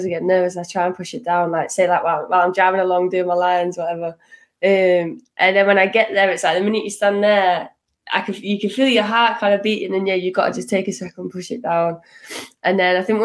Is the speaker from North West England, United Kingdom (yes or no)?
yes; Manchester, North West England, United Kingdom; I'm from Manchester, so I'm up north